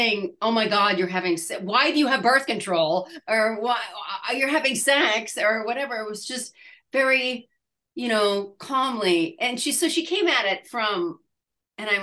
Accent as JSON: {"language": "English", "region": "Midwest", "country": "United States", "moved": "yes", "said": "I'm from the Midwest."}